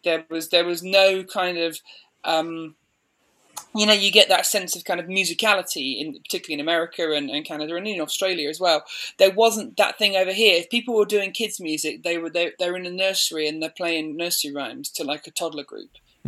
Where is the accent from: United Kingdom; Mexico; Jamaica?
United Kingdom; Midlands; moved away as an adult; now in Banbury, United Kingdom; I grew up in the Midlands